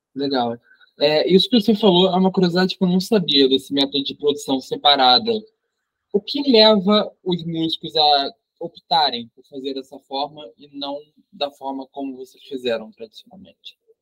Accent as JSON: {"language": "Portuguese", "region": "Rio de Janeiro", "country": "Brazil", "said": "sou do Rio de Janeiro"}